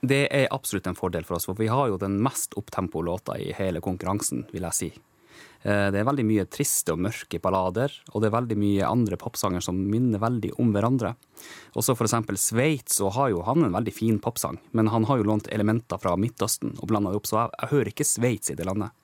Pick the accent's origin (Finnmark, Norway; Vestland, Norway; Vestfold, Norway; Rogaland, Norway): Finnmark, Norway; Kautokeino; accent: Kautokeino dialect; moved away as an adult; also born or lived in Tromsø; now in Oslo, Norway; Jeg har jo vokst opp med den samiske kulturen rundt meg hele tiden, gjennom hele livet, opp til jeg var 19 år. Da fikk jeg kjenne på at jeg var litt forskjellig fra de andre når jeg flytta fra Kautokeino til Tromsø